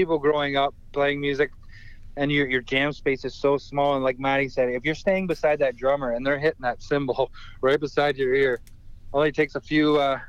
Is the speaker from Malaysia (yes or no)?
no; Canada; being Canadian and growing up hunting and wilderness and everything.